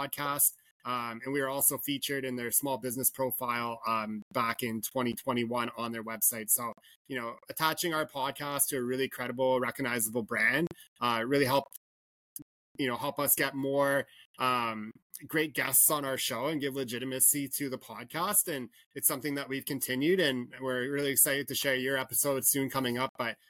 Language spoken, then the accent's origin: English; Canada; growing up in Canada, hardcore hockey fan, played minor pro